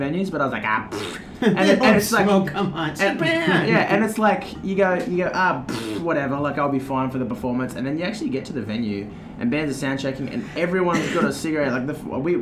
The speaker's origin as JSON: {"language": "English", "country": "Australia", "said": "I'm Australian"}